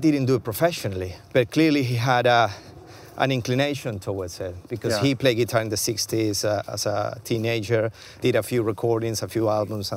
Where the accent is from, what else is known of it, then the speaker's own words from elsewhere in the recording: Venezuela; moved away as an adult; also born or lived in Argentina; now in London, United Kingdom; growing up in Venezuela was amazing